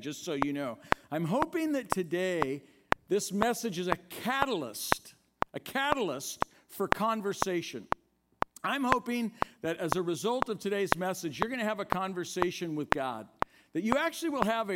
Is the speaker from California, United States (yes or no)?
yes; Oakland, California, United States; I grew up in Oakland